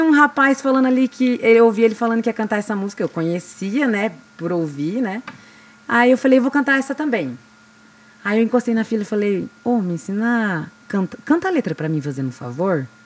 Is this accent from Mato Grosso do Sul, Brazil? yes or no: yes; Glória de Dourados, Mato Grosso do Sul, Brazil; also born or lived in Diamante do Norte, Paraná; Fui criada a vida inteira em Glória de Dourados, aqui no interior do Mato Grosso do Sul.